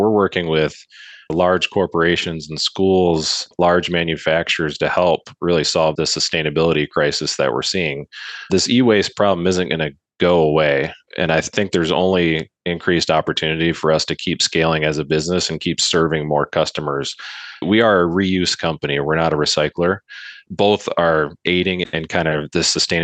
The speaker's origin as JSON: {"language": "English", "town": "Grand Rapids", "region": "Michigan", "country": "United States", "also_born_or_lived": "Northern Indiana", "said": "I'm from Grand Rapids, Michigan"}